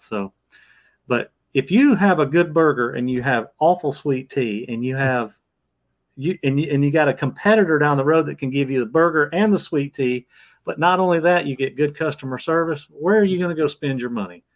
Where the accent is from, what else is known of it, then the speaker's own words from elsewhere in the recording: Georgia, United States; I came back home to my home where I, my hometown is here in Georgia